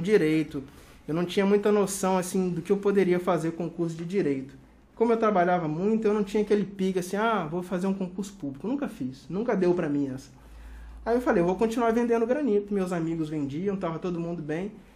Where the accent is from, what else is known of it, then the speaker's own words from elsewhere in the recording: Cachoeiro de Itapemirim, Espírito Santo, Brazil; also born or lived in Ponte Nova, Minas Gerais / Porto Velho; Sou originalmente mineiro, mas fui criado em Cachoeiro de Itapemirim